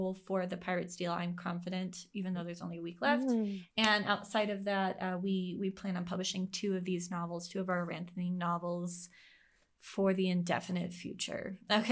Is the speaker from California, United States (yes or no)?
yes; San Diego, California, United States; I was born and raised in San Diego